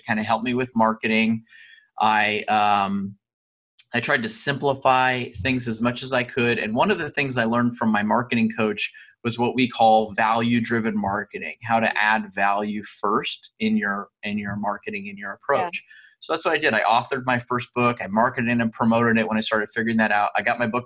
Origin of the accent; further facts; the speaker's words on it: Southern California, United States; I grew up in Southern California